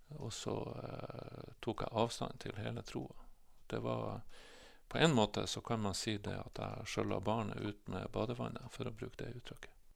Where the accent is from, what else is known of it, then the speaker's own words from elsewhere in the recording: Bodø, Nordland, Norway; also born or lived in Glomfjord; vokste jeg opp i Bodø. Vi flytta hit eh, når jeg var eh, nesten fire år gammel